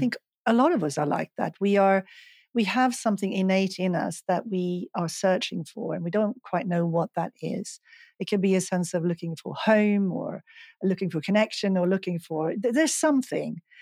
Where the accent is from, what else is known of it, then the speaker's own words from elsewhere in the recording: Stockholm, Stockholm County, Sweden; moved away as an adult; also born or lived in Los Angeles; I'm from Sweden, I'm from Stockholm